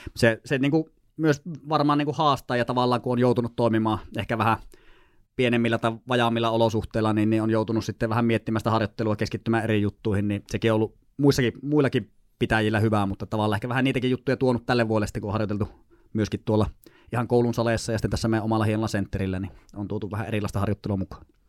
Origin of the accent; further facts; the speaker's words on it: Sotkamo, Kainuu, Finland; moved away as an adult; also born or lived in Lapland / Tornio; now in Joensuu, Finland; niin siellä kuitenkin semmoisen reilu parikymmentä vuotta Kainuussa eleilin ensi Sotkamossa armeija ikään asti